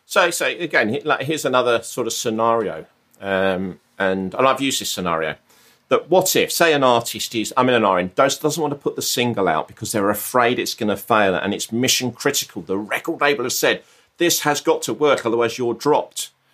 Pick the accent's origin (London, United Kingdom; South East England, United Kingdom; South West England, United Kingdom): South East England, United Kingdom; Brighton; moved away as an adult; I'm, I'm from Brighton